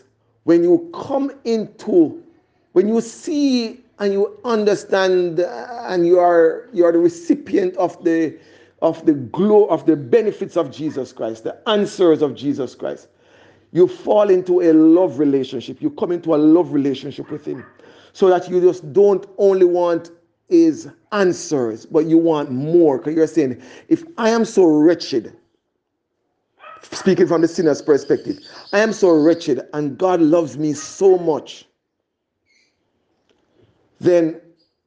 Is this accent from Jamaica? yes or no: yes; Jamaica; moved away; In my hometown, back in Jamaica